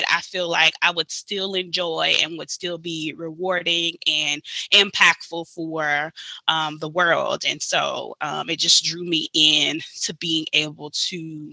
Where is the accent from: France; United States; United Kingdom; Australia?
United States; Baton Rouge, Louisiana; from Baton Rouge, Louisiana, born and raised.